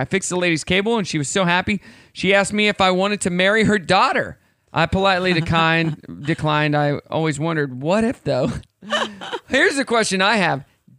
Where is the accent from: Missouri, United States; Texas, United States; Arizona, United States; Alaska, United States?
Missouri, United States; Southwest City; So I grew up in Southwest City, Missouri, which 30 seconds from my house, you could be in Southwest City, Missouri, Arkansas, and Oklahoma.